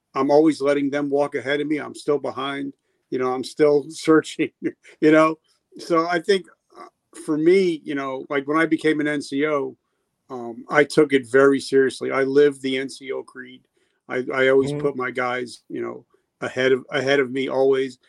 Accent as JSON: {"language": "English", "region": "New Jersey", "country": "United States", "said": "I'm from Jersey and I live 10 minutes away from Manhattan."}